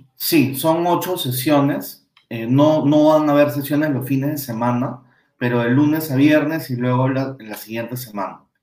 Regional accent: Peru; como peruanos

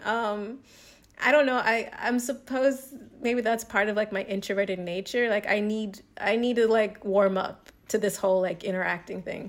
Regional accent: the South, United States; moved away; I'm from the South

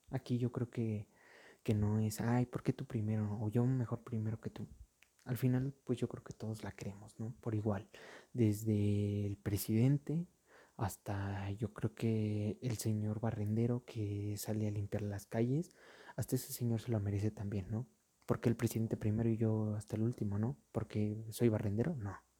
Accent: Mexico; aquí en mi país, en México

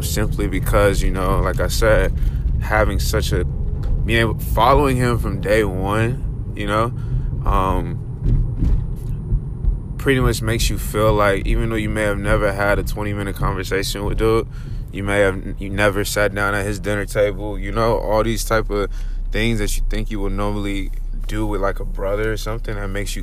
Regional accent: Los Angeles, California, United States; growing up in South Central

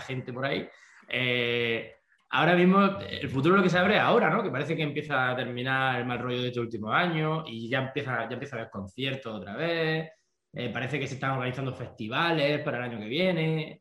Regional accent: Almería, Andalusia, Spain; somos una banda de punk pop que venimos de Almería, de España, de de una zona costera

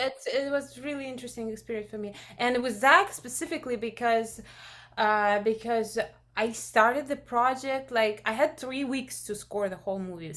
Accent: Russia; moved away; I'm originally from Russia

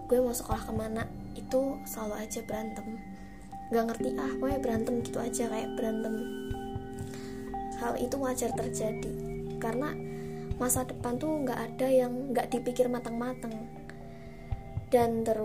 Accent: Surakarta, Central Java, Indonesia; dan tuh juga di Solo karena gue ini orang Solo coy

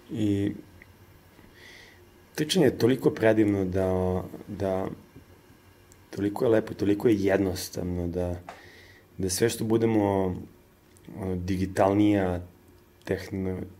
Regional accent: Serbia; Kod nas u Srbiji

